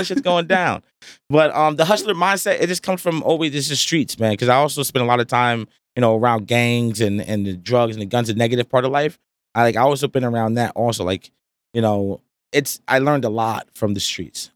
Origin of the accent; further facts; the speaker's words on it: Rahway, New Jersey, United States; I'm from Rahway, you know, New Jersey.